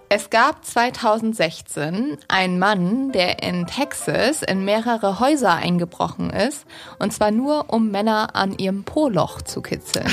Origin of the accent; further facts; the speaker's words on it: the North, Northern Germany, Germany; moved away; in meiner Heimat im Norden